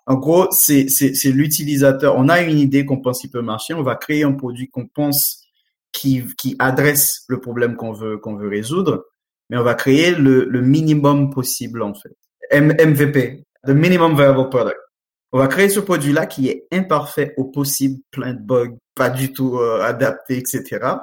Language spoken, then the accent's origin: French; Haiti; moved away; mon pays d'origine Haïti